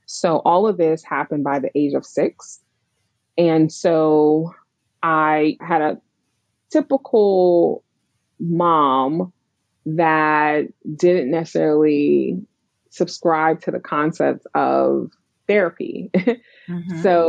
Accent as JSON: {"language": "English", "town": "New York City", "region": "New York", "country": "United States", "tie": "born or raised there", "said": "I grew up in Brooklyn, New York."}